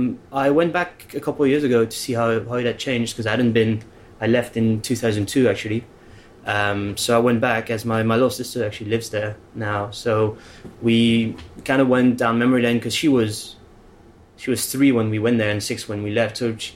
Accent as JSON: {"language": "English", "town": "Caen", "region": "Normandy", "country": "France", "tie": "born there", "said": "I was born in Caen, in Normandy."}